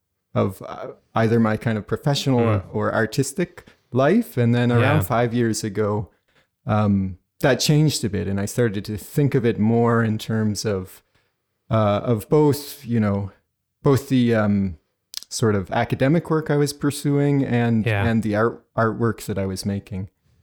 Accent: New Brunswick, Canada; now in Montreal, Canada; You know, I was growing up in New Brunswick in Canada. And so then there's different bread options in Maine. And and now I live in Montreal, which is an amazing city to be into bread in.

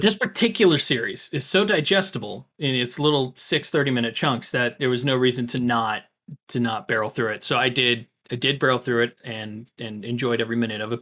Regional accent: Florida, United States; growing up in Florida

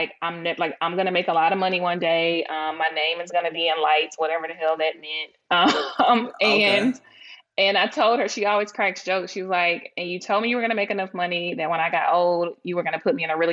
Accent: Laurel, Mississippi, United States; moved away; I'm from Laurel, Mississippi

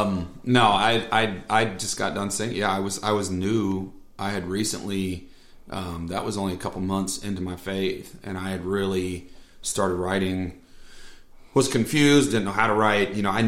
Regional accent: Vermont, United States; I'm from Vermont.

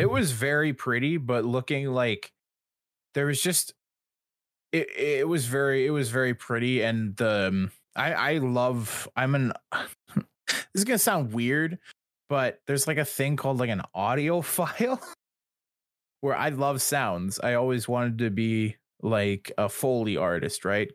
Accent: Canada; I'm Canadian

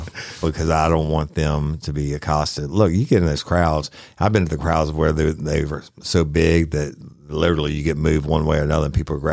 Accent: New Orleans, Louisiana, United States; I was raised in New Orleans on the parades and everything else.

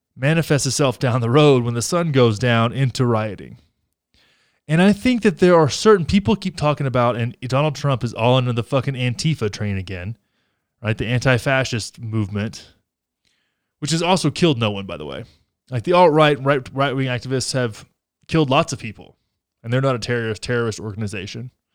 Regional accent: Texas, United States; my home state of Texas

